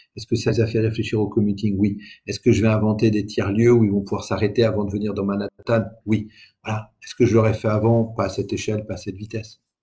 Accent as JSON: {"language": "French", "town": "Aix-en-Provence", "region": "Provence-Alpes-Côte d'Azur", "country": "France", "tie": "born or raised there", "moved": "yes", "said": "je viens effectivement d'Aix-en-Provence. Le lycée, le lycée où j'ai fait mes études est en zone d'éducation prioritaire."}